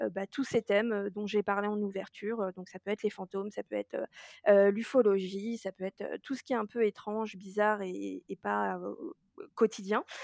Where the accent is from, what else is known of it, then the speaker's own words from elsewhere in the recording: Germany; je tiens à dire que je suis allemande et que par conséquent ce n'est pas raciste